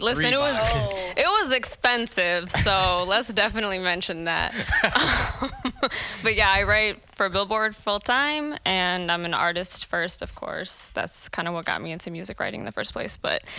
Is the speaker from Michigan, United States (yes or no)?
yes; Detroit, Michigan, United States; also born or lived in Central America / California / Chicago; now in New York, United States; I am from Detroit originally, born and raised East Side. I've been in New York for like a second, less than a year actually. But I've lived like basically everywhere. I've lived in Central America, I've lived in California, Chicago.